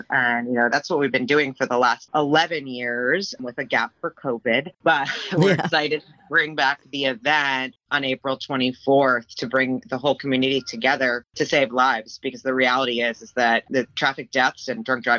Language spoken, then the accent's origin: English; Florida, United States; So, I grew up down here in South Florida, and I was born somewhere else. I moved back there. I moved back here.